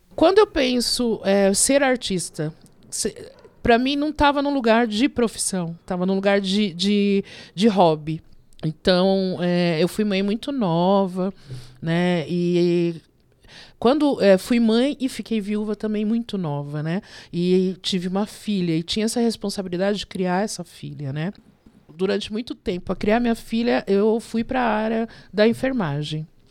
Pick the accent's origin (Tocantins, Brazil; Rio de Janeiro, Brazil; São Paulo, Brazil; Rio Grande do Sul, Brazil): São Paulo, Brazil; Diadema; also born or lived in Vila Mariana, São Paulo; Eu sou nascida na Vila Mariana, mas eu moro há mais de 50 anos em Diadema